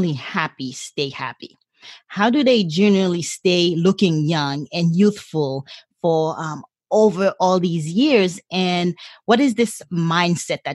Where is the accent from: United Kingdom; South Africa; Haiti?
Haiti; English is a second language; now in San Diego, United States; born and raised in a third world country. I was born in Haiti